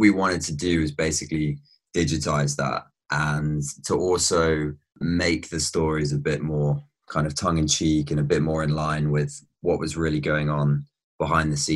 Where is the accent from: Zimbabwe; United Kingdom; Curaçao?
United Kingdom; Brighton, South East England; now in Amsterdam, Netherlands; I grew up in Brighton, but my family's actually from the West Country